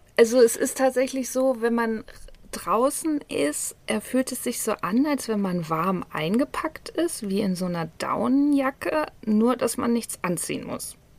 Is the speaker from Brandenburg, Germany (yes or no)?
no; Hanover, Lower Saxony, Germany; moved away as an adult; now in Bali, Indonesia; nicht nur meine Wahlheimat, sondern auch meine ähm, tatsächliche Heimat. Also ich bin in Hannover geboren